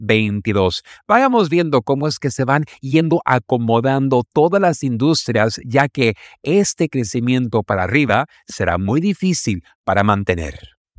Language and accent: Spanish; Mexico; nuestro querido México